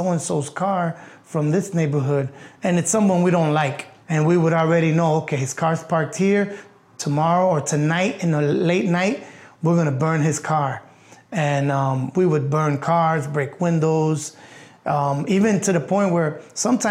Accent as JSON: {"language": "English", "town": "Chicago", "region": "Illinois", "country": "United States", "tie": "born or raised there", "said": "I was born in Chicago, Illinois, in Humboldt Park. From the 70s on through the 90s, it was pretty drastic. Growing up with a single mom"}